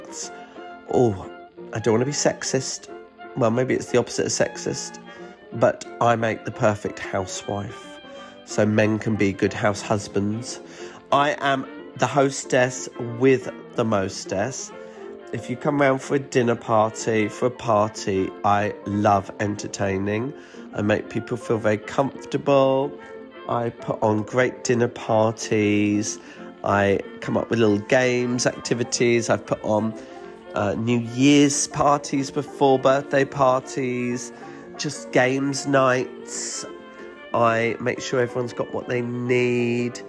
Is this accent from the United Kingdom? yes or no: yes; United Kingdom; I'm British